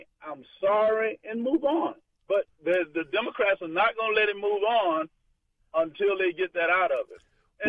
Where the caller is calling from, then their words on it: Florida, United States; I just want you to know I'm calling from Florida